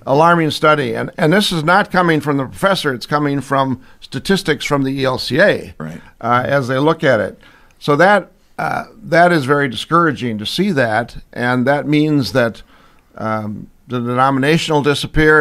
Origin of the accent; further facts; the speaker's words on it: St. Paul, Minnesota, United States; also born or lived in Pomeroy, Iowa; now in Iowa, United States; we moved to uh, to St. Paul, and that's where I was raised